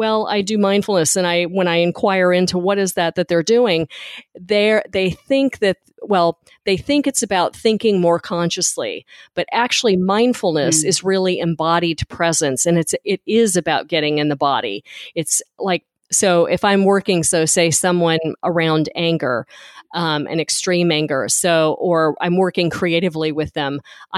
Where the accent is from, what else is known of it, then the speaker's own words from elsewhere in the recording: Memphis, Tennessee, United States; moved away; I'm originally from Memphis